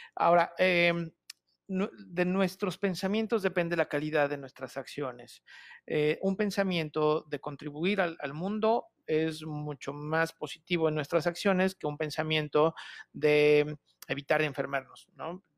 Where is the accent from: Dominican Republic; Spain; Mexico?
Mexico; Toluca, State of Mexico; soy originario de Toluca